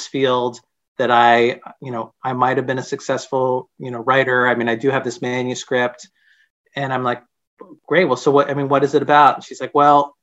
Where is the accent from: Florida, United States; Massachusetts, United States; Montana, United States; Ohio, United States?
Massachusetts, United States; Boston; I grew up in Boston